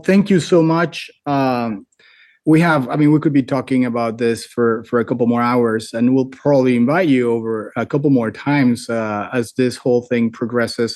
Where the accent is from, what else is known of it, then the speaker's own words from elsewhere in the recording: United States; I'm American